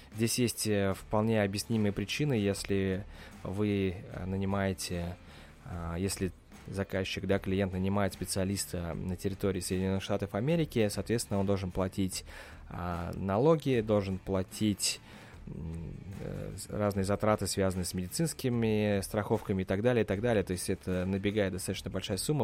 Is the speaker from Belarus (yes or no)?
no; Russia; now in United States; я из России